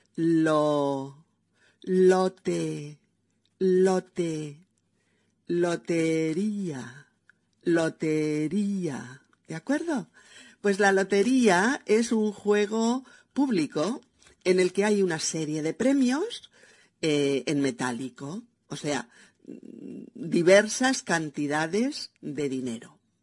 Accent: Spain; also born or lived in Barcelona; mi país, España

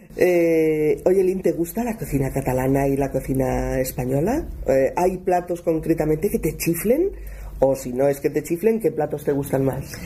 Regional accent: United States; accent: strong American; first language English; Spanish is a second language; moved away as an adult; now in Barcelona, Spain; yo tengo un acento bastante fuerte americano

